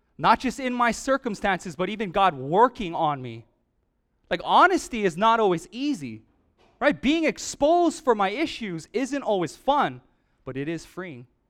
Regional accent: Oahu, Hawaii, United States; moved away; I'm from Oahu

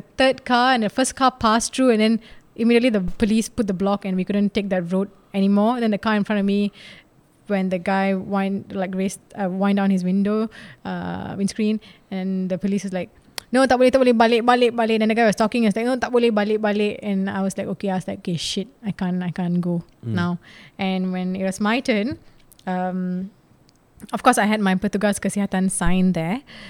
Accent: India; Some don't know I'm Indian.

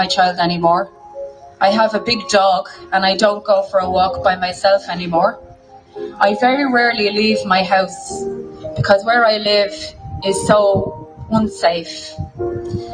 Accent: Dublin, Leinster, Ireland; I'm from Dublin, but I come to Mayo every weekend

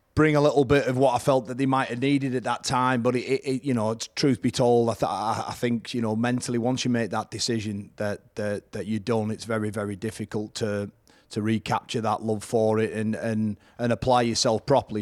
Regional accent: Whitehaven, North West England, United Kingdom; it's at Whitehaven, back in my hometown

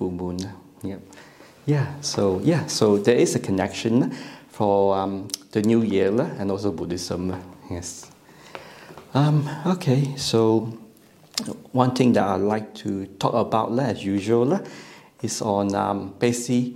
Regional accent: Malaysia; English is a second language; now in Australia; I'm born in Malaysia. I'm actually Malaysian Chinese.

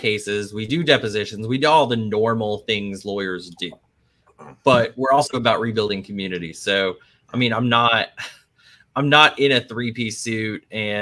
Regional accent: North Central Texas, United States; moved away as an adult; also born or lived in Boston; now in New Orleans, United States; I grew up in North Central Texas, single mom, didn't have a lot of money.

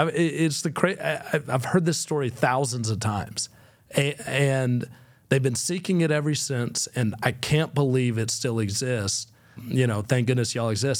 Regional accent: Fort Valley, Georgia, United States; now in Nashville, United States; what I grew up with in Fort Valley, Georgia

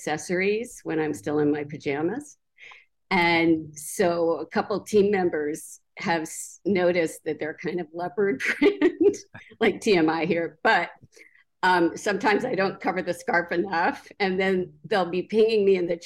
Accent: Denver, Colorado, United States; now in Wyoming, United States; I was born in Denver

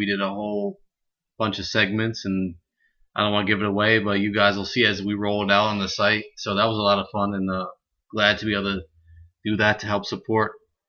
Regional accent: New York, United States; I'm a New Yorker

